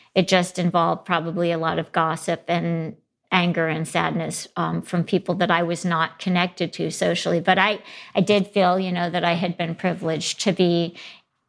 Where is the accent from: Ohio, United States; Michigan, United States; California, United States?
Michigan, United States; Grand Rapids; also born or lived in Ann Arbor, Michigan; I grew up in Ann Arbor and then most of the time in Grand Rapids, Michigan